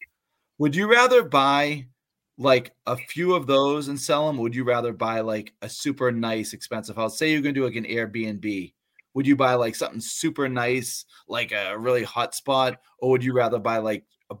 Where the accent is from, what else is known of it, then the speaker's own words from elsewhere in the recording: near Boston, Massachusetts, United States; now in Central Massachusetts, United States; So I grew up near Boston